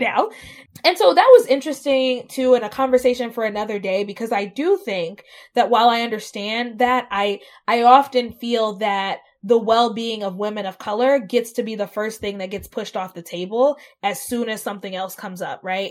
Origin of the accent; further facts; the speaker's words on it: Southeast, United States; moved away as an adult; now in Columbus, United States; I'm from the South, and growing up in the Southeast